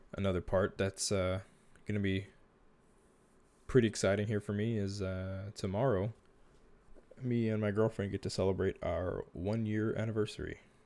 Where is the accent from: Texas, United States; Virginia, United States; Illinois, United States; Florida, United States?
Texas, United States; born or raised there